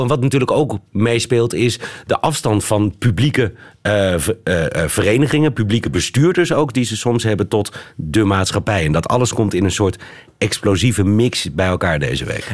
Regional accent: Netherlands; also born or lived in Amsterdam

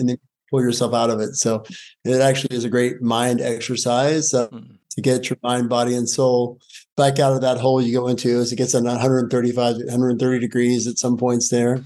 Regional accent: Appalachia, United States; I grew up in Appalachia as a poor coal miner's son

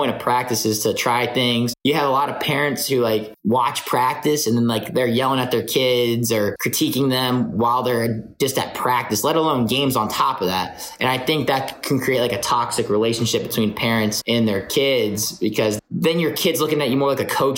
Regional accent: North Florida, United States; We're all from North Florida

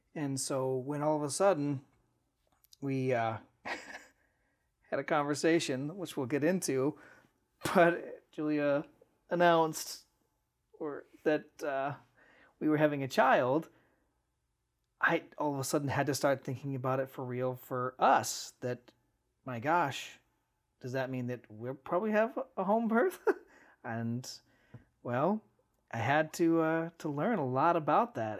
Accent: Cleveland, Ohio, United States; also born or lived in Lakewood, Ohio; Grew up right here in the greater Cleveland area

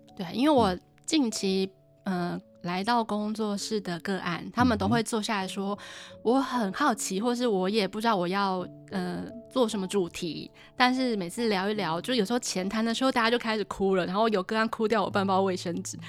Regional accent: Taipei, Taiwan; moved away as an adult; also born or lived in Tainan / Taoyuan; 我是在台北长大

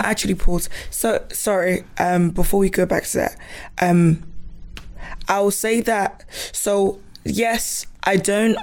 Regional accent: Ghana; moved away; I wasn't born here. I came from Ghana

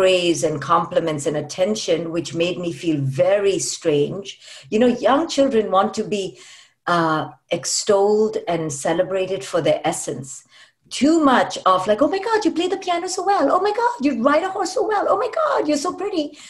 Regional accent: India; now in United States; I grew up in India

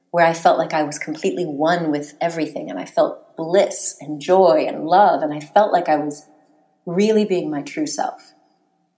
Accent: United States; I grew up in the United States

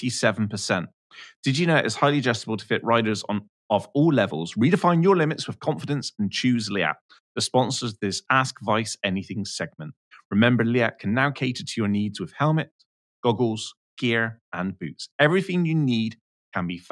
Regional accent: United Kingdom; I am British

